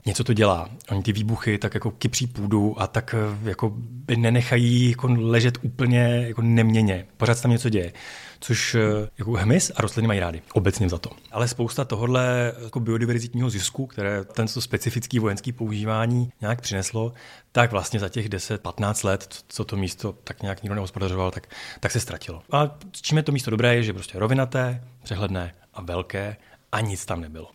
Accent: Czechia; já jsem z Krkonoš

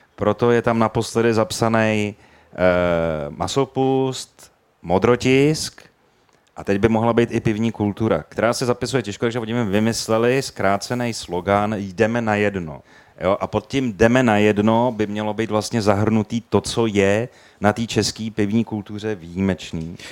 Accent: Prague, Czechia; já jako Pražák vidím v té Praze jako v přímém přenosu

